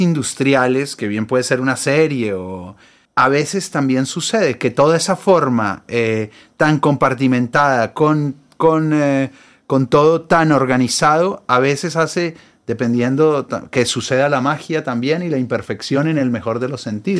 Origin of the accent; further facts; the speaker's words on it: Colombia; now in Buenos Aires, Argentina; Yo vivo acá hace, un, hace mucho. Soy un, porteño colombiano